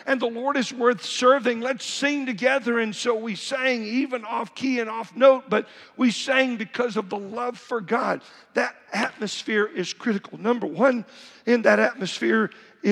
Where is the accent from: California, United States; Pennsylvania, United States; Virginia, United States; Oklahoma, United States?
Oklahoma, United States; growing up in Oklahoma